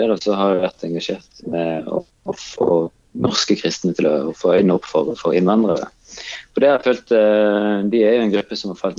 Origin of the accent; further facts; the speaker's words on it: Kenya; now in Norway; jeg kommer fra Kenya, så, så, så var jeg jo på en måte vant med at eh, vi eh, snakket med alle. Og, og eh, alle fremmede var, var ikke fremmede.